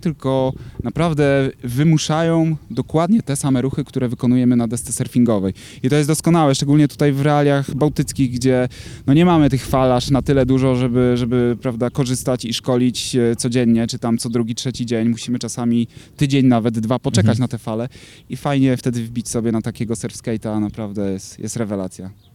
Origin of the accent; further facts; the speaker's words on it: Tricity, Pomeranian Voivodeship, Poland; urodziłem się, mieszkam w Trójmieście